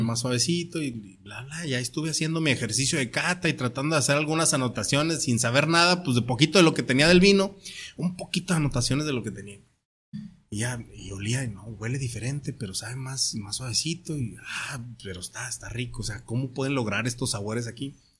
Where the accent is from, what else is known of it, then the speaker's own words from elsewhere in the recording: Torreón, Coahuila, Mexico; moved away as an adult; also born or lived in Sierra Tarahumara; now in Tijuana, Mexico; mi tierra, yo soy de Torreón, Coahuila